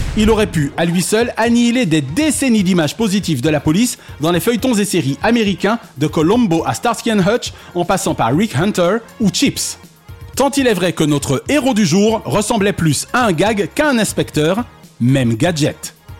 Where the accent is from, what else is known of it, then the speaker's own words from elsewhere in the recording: Paris, Île-de-France, France; moved away; also born or lived in Martinique; Je suis un petit Parisien qui aura fait sa carrière à France Télévisions en Martinique